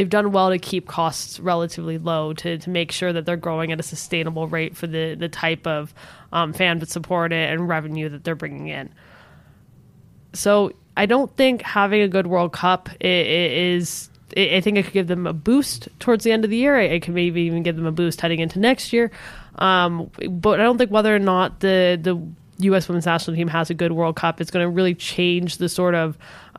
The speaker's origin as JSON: {"language": "English", "town": "San Diego", "region": "California", "country": "United States", "said": "I'm from San Diego and they have great Mexican food."}